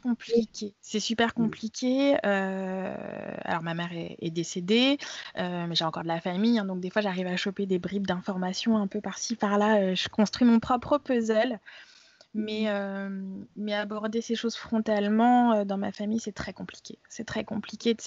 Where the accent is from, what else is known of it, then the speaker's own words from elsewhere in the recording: France; je suis française, née en France.